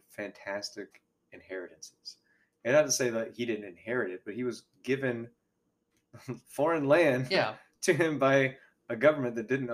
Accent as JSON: {"language": "English", "region": "Alabama", "country": "United States", "said": "as two people from Alabama"}